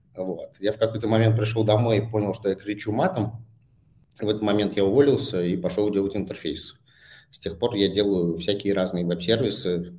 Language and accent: Russian; Saint Petersburg, Russia; moved away as an adult; also born or lived in Bangkok; now in Moscow, Russia; я же вырос в спальном районе Питера